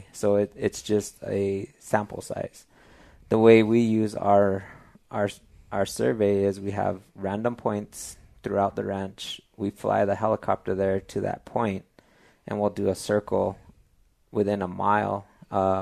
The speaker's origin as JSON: {"language": "English", "town": "San Diego Pueblo", "region": "New Mexico", "country": "United States", "tie": "born or raised there", "also_born_or_lived": "Colorado / Texas", "said": "I'm actually born and raised in New Mexico. I'm from San Diego Pueblo, New Mexico."}